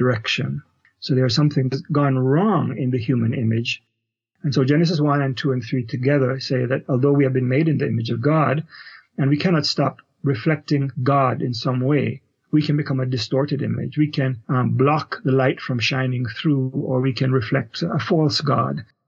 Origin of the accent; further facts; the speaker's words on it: Kingston, Jamaica; moved away as an adult; also born or lived in Canada; now in United States; so I am originally a Jamaican, grew up in Kingston, Jamaica, did my Bachelor of Theology degree there, and immigrated to Canada after